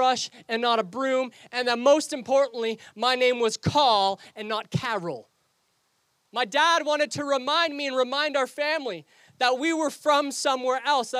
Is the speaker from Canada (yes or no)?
yes; Canada; accent: Canadian; also born or lived in England; I moved here at the ripe old age of 2 years old